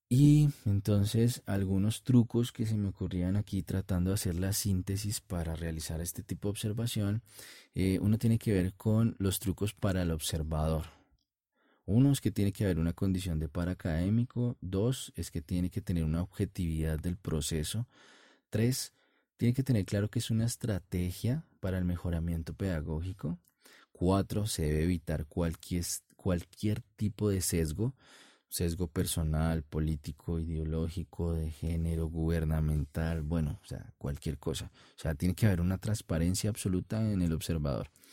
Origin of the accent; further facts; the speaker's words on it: Colombia; en mi país, en Colombia